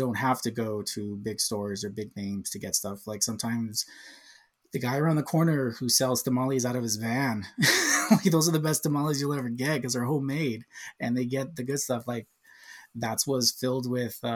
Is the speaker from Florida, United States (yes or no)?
no; Southern California, United States; also born or lived in San Diego, California / Orange, California; I've been here all my life. I was born and raised here.